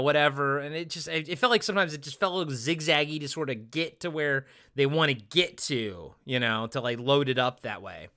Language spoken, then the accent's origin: English; Maryland, United States; now in Pacific Northwest, United States; growing up in Maryland